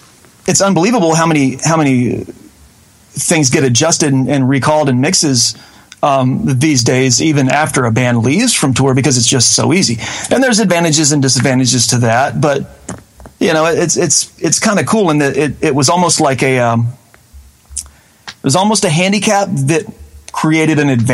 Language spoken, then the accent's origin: English; Mississippi, United States; moved away as an adult; now in Murfreesboro, United States; I was born and raised in North Mississippi, about 45 minutes south of Memphis, on I-55, and ended up moving to Murfreesboro, Tennessee, which is right outside of Nashville, after I left high school